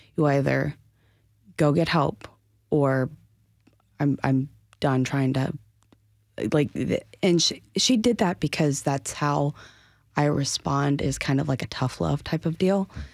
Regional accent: Asheville, North Carolina, United States; born and raised in Asheville

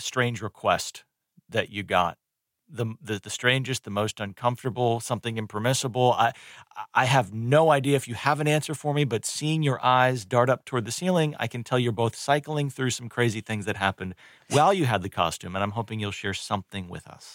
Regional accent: Northeast, United States; now in North Carolina, United States; I did not grow up around here. I grew up in the Northeast

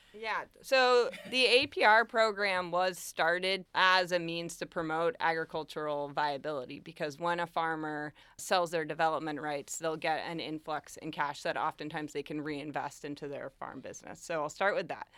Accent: Chesterfield, Massachusetts, United States; also born or lived in Holyoke; I grew up in Chesterfield, and now I live in Holyoke

